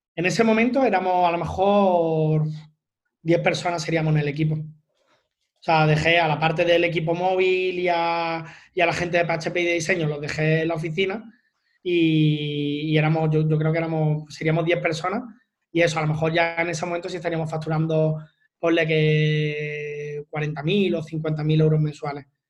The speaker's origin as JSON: {"language": "Spanish", "town": "Málaga", "region": "Andalusia", "country": "Spain", "said": "yo soy de Málaga"}